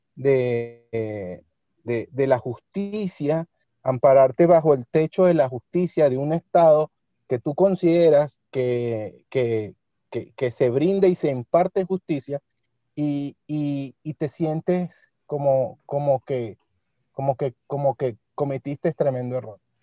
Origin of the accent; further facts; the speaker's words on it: Venezuela; moved away as an adult; now in Spain; mi país de origen